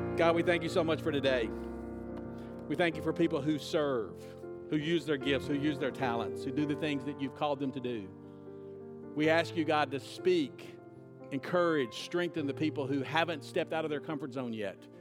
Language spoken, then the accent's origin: English; United States; as an American